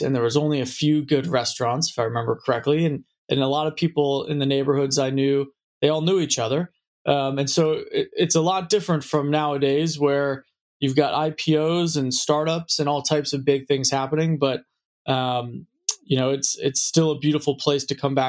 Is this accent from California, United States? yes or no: yes; San Francisco, California, United States; I was born and raised in San Francisco, right in the heart of the city.